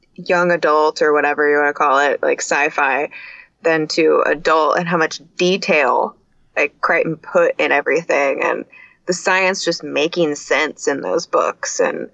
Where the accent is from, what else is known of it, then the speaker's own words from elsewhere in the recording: Vancouver, Washington, United States; In Vancouver, Washington.